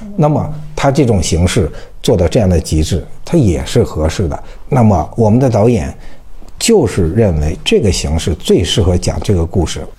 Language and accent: Chinese; China; 我就是个中国人